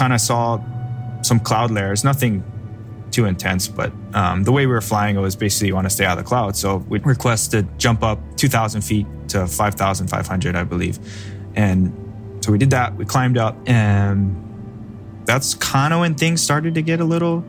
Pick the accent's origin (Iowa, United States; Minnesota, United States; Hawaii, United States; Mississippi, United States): Hawaii, United States; Kailua; born and raised on Oahu over in Kailua, Hawaii